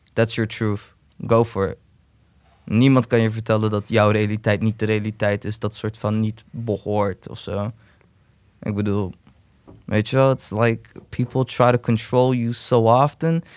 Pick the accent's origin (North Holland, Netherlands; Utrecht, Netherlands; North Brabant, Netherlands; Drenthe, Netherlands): Utrecht, Netherlands; ik ben gewoon Turk. Kom, ik ben gewoon in zuilen opgegroeid